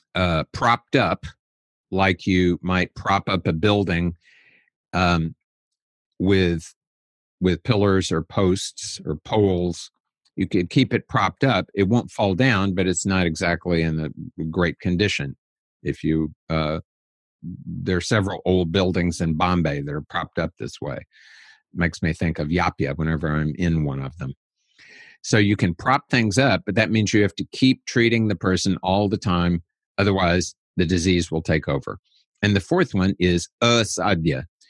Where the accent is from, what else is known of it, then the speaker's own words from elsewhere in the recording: United States; I'm an American